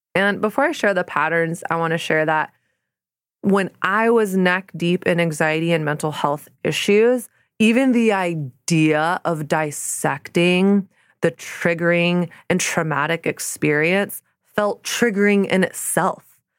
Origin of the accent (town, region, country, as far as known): the South, United States; born or raised there; moved away as an adult; now in New York City, United States